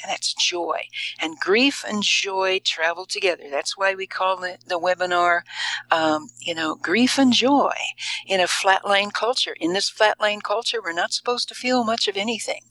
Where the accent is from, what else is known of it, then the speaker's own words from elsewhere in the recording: Indiana, United States; now in Boulder, United States; my home state of Indiana, way back in the Midwest